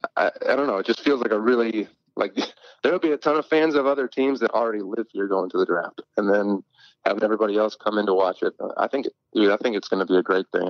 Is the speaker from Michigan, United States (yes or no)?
yes; Michigan, United States; now in Nashville, United States; I grew up in Michigan, so I've been around, my family's from Chicago